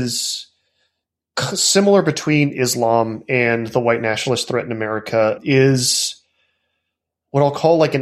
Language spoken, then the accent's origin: English; Texas, United States; now in South Carolina, United States; I'm from Texas.